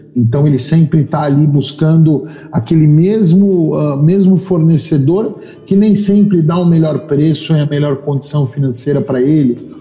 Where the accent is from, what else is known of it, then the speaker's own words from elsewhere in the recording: São Paulo, Brazil; moved away as an adult; also born or lived in Australia; Sou paulistano da moca